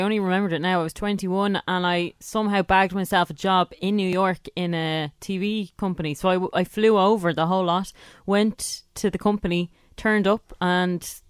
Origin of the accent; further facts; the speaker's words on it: Ireland; moved away as an adult; I'm just from Ireland.